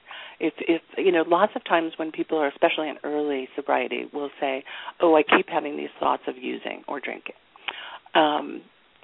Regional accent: New York, United States; accent: New York; my New York accent

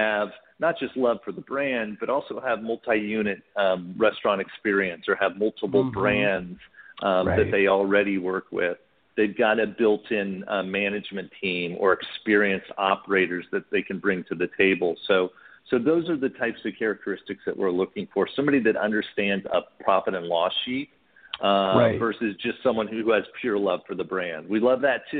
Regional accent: Indiana, United States; now in Dallas, United States; being a kid, I grew up in Indiana

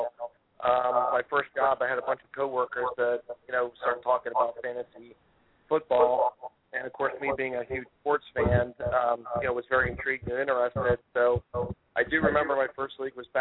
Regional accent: Hershey, Pennsylvania, United States; I'm from Hershey, Pennsylvania

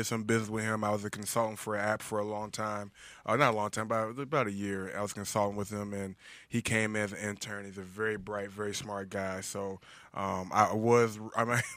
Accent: Cincinnati, Ohio, United States; We're both from Ohio. I'm from Cincinnati

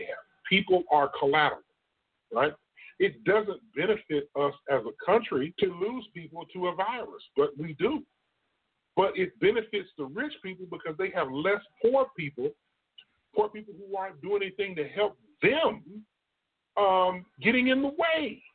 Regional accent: Illinois, United States; now in Texas, United States; I'm from Illinois

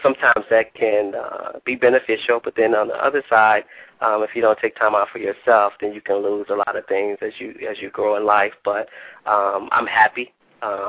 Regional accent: Cleveland, Ohio, United States; also born or lived in Bowling Green, Ohio; now in Toledo, United States; I was born and raised in Cleveland, Ohio

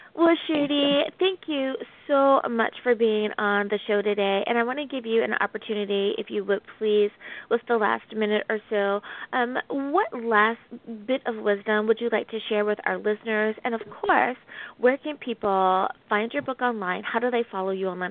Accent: United States; my home country. Thank you, United States of America

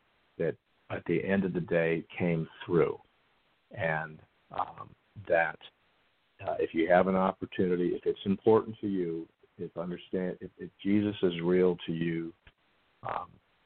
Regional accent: the South, United States; I grew up in the South, and I like to say I was churched to death

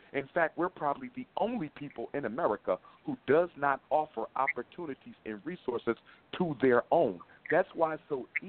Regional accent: Philadelphia, Pennsylvania, United States; people didn't even know that I was from Philly. Even now, people are surprised to find out that this is where I was born, raised, and still live.

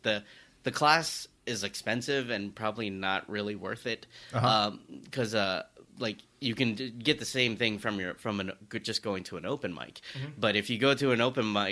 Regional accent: the South, United States; I talk about being Asian growing up in the South

